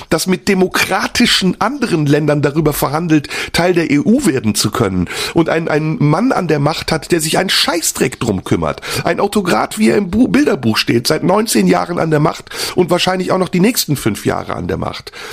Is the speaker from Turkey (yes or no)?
yes; Turkey; German is a second language; now in Germany; echt nur hoffen, dass die Geschichte in der Türkei ein gutes Ende nimmt. Ich bin da sehr besorgt um mein Heimatland.